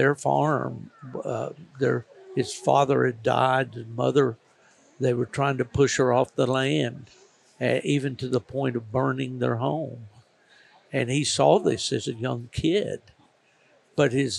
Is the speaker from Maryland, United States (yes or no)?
no; southern West Virginia, United States; I was born in West Virginia, which in the southern